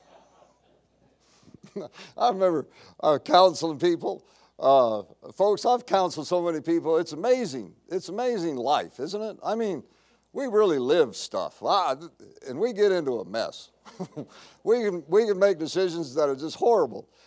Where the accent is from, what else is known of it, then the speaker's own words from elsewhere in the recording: United States; being American